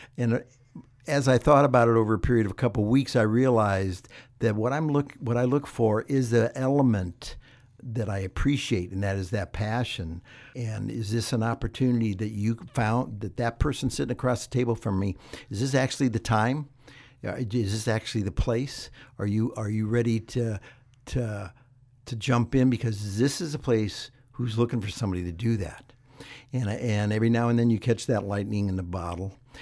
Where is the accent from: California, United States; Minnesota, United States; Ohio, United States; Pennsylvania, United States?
Ohio, United States; moved away; I grew up in Ohio